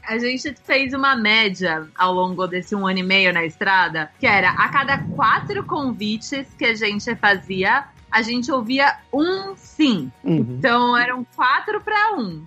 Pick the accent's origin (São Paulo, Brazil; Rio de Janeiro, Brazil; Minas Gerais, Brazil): São Paulo, Brazil; also born or lived in Los Angeles; Eu sou de São Paulo, capital